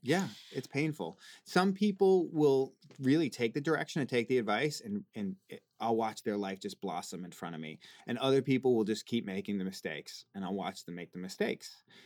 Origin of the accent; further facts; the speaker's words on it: Boston, Massachusetts, United States; now in Los Angeles, United States; I'm from the East Coast